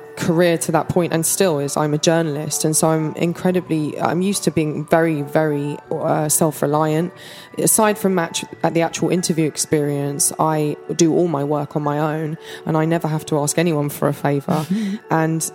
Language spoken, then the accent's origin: English; London, United Kingdom; moved away as an adult; now in Los Angeles, United States; I moved to LA when I was 24 and have sort of always just been quite nomadic by nature, even though I grew up in London